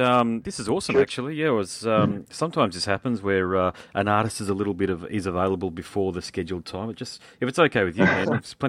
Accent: New Zealand; Being Kiwi, I honestly thought, because I've got a lot of Kiwi mates, and I grew up playing rugby

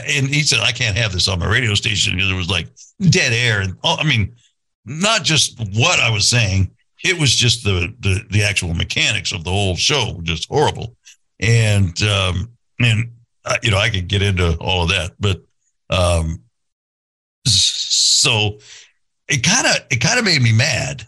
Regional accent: Santa Barbara, California, United States; I grew up in Santa Barbara

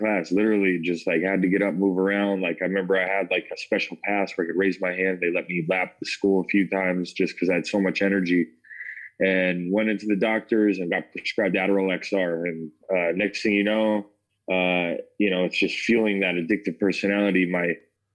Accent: Parker, Colorado, United States; also born or lived in Denver, Colorado; I grew up in Parker, Colorado, born in Denver, grew up in Parker, grew up with a good family

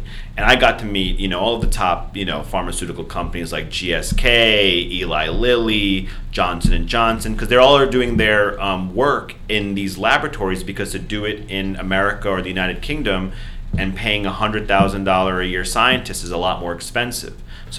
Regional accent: Punjab, India; Yeah, I'm Indian. So Punjabi from North India.

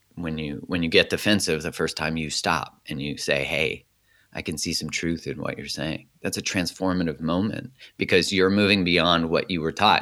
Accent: Calgary, Alberta, Canada; so I grew up in Canada. I was born in Calgary

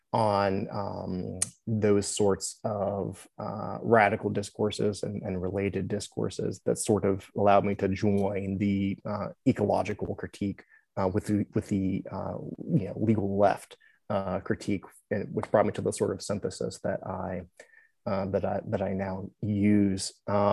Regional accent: Buchanan, West Virginia, United States; born or raised there

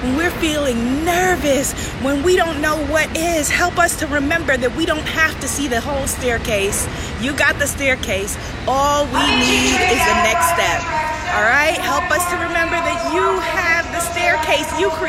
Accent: New York, United States; I am from New York

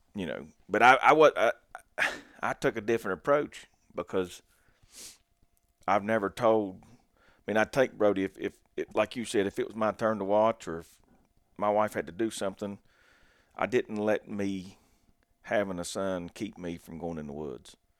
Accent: Logan, West Virginia, United States; I grew up in Southern West Virginia down in Logan, and I live about an hour and twenty minutes north of there now.

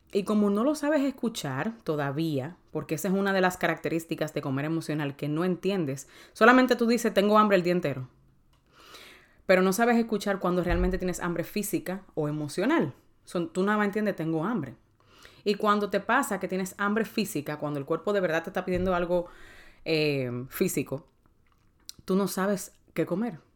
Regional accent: Dominican Republic; yo soy dominicana

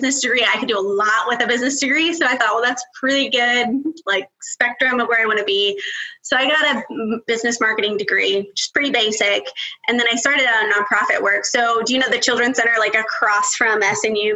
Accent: West Texas, United States; also born or lived in Roswell, New Mexico; now in Bethany, United States; I lived in Texas, like all through West Texas

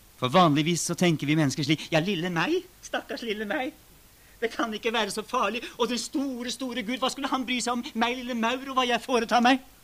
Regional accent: Norway; Det som har skjedd i våre sammenhenger, hjemme i Norge, som er blitt en del av min egen livshistorie

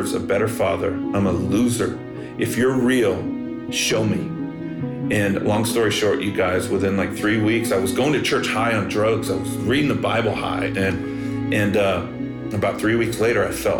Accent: Bakersfield, California, United States; also born or lived in Los Angeles; I grew up in Bakersfield, California, home of … and hee-haw country music

